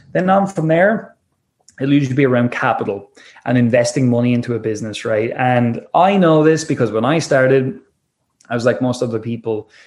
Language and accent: English; Wexford, Leinster, Ireland; also born or lived in Dublin; I left my hometown uh, called Wexford in Ireland and uh, I moved up to Dublin